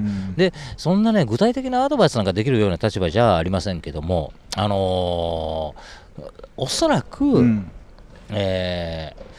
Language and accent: Japanese; Osaka, Japan; now in Tokyo, Japan; 私、まあ、大阪出身の49歳